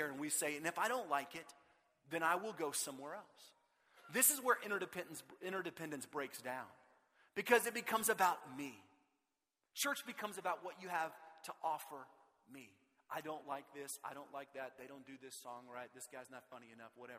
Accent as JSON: {"language": "English", "town": "Austin", "region": "Texas", "country": "United States", "tie": "born or raised there", "said": "I grew up in Austin"}